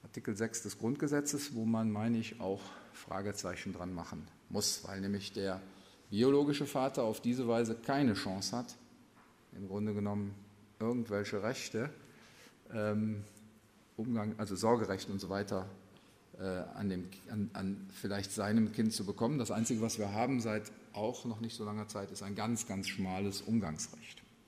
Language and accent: German; Germany; bei uns in Deutschland